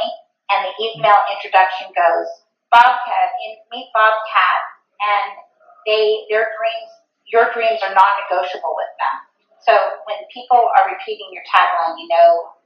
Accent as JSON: {"language": "English", "region": "Arizona", "country": "United States", "tie": "born or raised there", "moved": "yes", "said": "since I was 9 years old, I grew up in Arizona"}